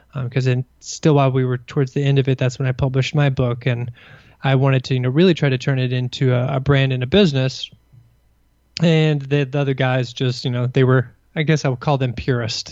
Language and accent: English; Kentucky, United States; moved away as an adult; also born or lived in Burkina Faso / Indiana; now in Washington, D.C., United States; I grew up in Kentucky in a somewhat rural setting outside of a, a large town